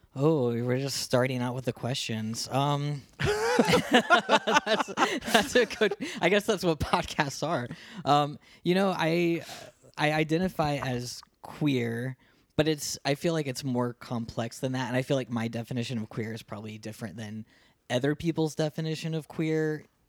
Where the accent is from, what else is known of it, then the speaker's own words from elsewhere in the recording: Ohio, United States; moved away as an adult; also born or lived in Columbus, Ohio; now in Phoenix, United States; I grew up in Ohio, small town Ohio, like twelve thousand people to my town.